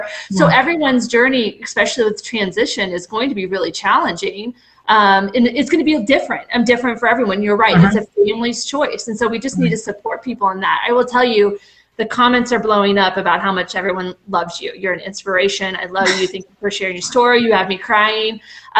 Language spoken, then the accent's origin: English; the South, United States; accent: Southern; I told you by the end of the night I probably would have my Southern accent back, but I think I did good.